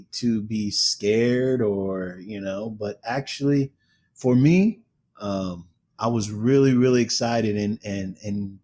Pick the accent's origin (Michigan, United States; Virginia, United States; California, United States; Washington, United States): California, United States; Oakland; I'm from Oakland